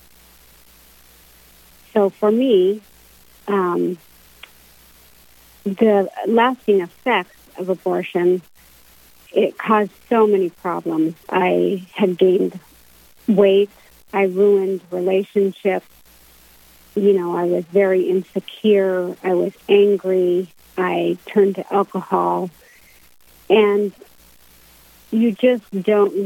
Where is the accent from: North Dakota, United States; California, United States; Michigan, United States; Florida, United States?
North Dakota, United States; Minot; I moved to Minot when I was 4 years old